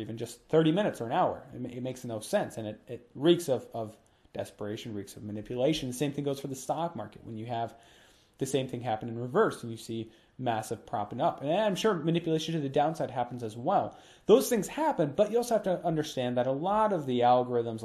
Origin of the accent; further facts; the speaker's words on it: Minnesota, United States; Minnesota, my home state